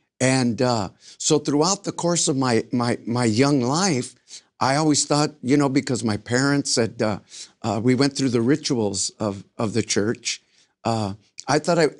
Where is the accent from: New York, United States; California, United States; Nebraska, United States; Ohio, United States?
California, United States; Los Angeles; In Los Angeles, East Los Angeles. I grew up in South Central Los Angeles.